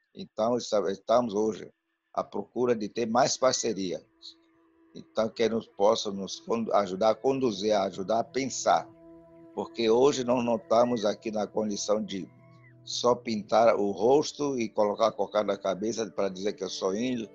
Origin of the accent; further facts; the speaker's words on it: São Gabriel da Cachoeira, Amazonas, Brazil; first language Tucano; Portuguese is a second language; moved away as an adult; minha aldeia de Pari até a sede do município, no São Gabriel da Cachoeira